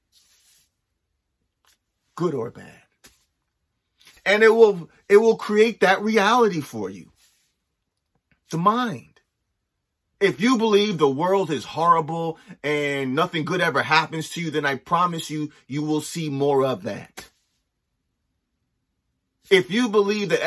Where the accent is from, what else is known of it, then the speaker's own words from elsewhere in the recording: Los Angeles, California, United States; also born or lived in Nova Scotia; now in Canada; growing up